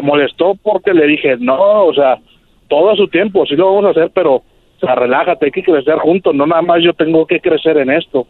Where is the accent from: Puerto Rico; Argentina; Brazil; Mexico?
Mexico; Mexico City; also born or lived in California; now in Tijuana, Mexico; yo crecí en la Ciudad de México, me vine a California